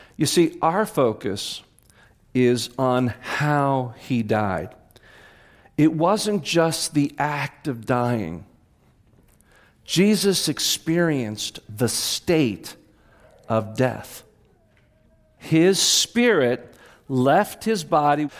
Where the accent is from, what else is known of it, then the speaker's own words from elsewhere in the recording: Clinton, New Jersey, United States; growing up in Clinton, New Jersey, dairy farm area